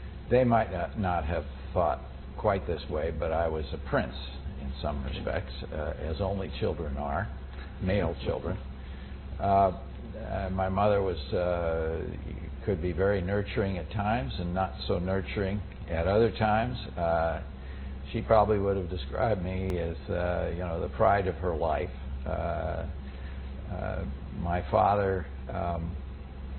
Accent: Cedar Falls, Iowa, United States; moved away as an adult; I was born in 1933 in Cedar Falls, Iowa, a town near where I grew up on a farm

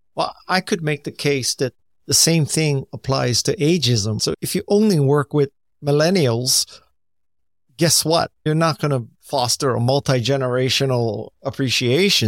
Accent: United States; I'm Japanese American

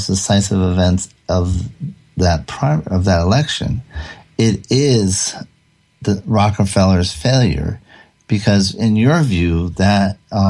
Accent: Rhode Island, United States; now in Santa Monica, United States; I grew up in Rhode Island

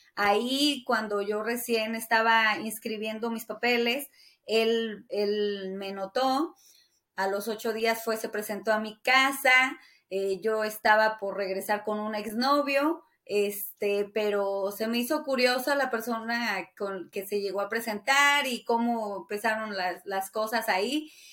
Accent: Taxco, Guerrero, Mexico; also born or lived in Hermosillo, Sonora / Los Angeles; now in Las Vegas, United States; Tasco es mi pueblo

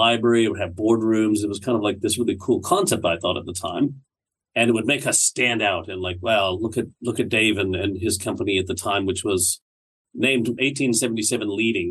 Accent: Canada; moved away as an adult; also born or lived in Barrie, Ontario; now in Australia; I live in Australia now. As a Canadian, I was back in Canada in a place called Barrie, Ontario.

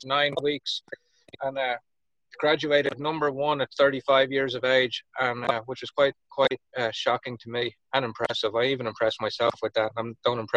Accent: Dublin, Leinster, Ireland; accent: Irish; moved away as an adult; also born or lived in Miami, Florida; now in United States; I'm from Dublin, Ireland, originally. I moved to the States full-time in 2001

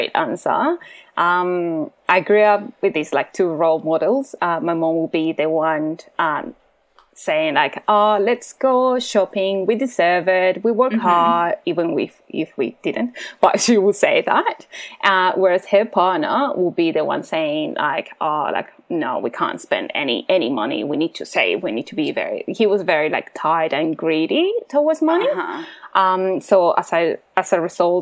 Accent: Colombia; moved away as an adult; also born or lived in Central America; now in Australia; I'm from Colombia

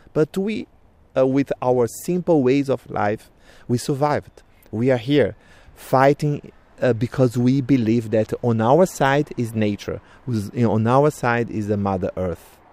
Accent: Brazil; I'm from Krenak people in Brazil, Vanuiri clan

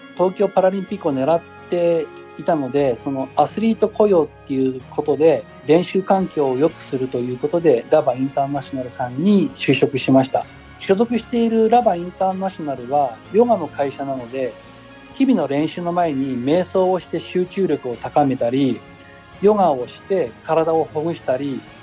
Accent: Nagano, Japan; moved away as an adult; also born or lived in Miyakojima, Okinawa; now in Ina, Japan; 地元長野

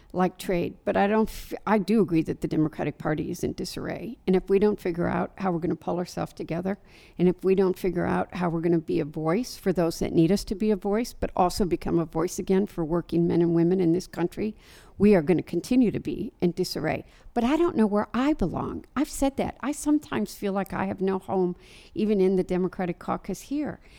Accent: Dearborn, Michigan, United States; I live in Dearborn, Michigan. It's my hometown

